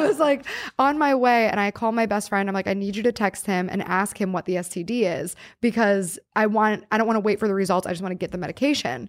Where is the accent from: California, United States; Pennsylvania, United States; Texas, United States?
Pennsylvania, United States; New Castle; moved away; my hometown and, like, his uncle owned a pizza shop that I worked